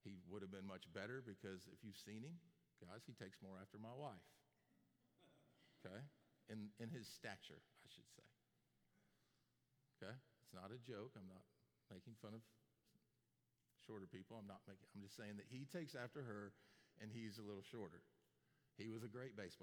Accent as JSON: {"language": "English", "region": "Florida", "country": "United States", "tie": "born or raised there", "moved": "yes", "said": "My dad and I grew up in Florida"}